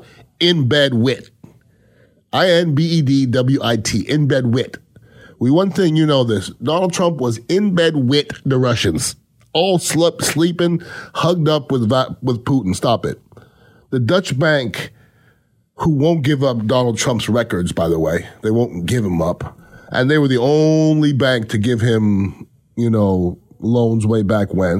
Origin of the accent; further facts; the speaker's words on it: Canada; now in United States; I'm not from this country. I'm originally from Canada.